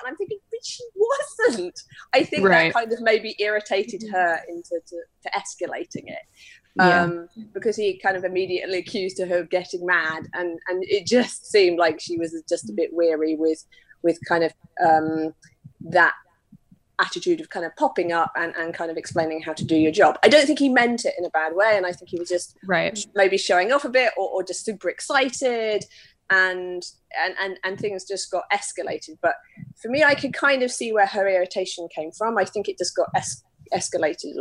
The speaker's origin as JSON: {"language": "English", "country": "United Kingdom", "said": "I'm very British"}